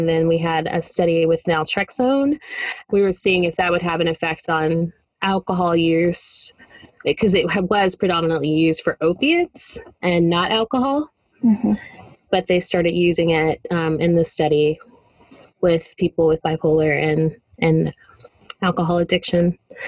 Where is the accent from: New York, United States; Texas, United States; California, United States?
Texas, United States; I am from Texas.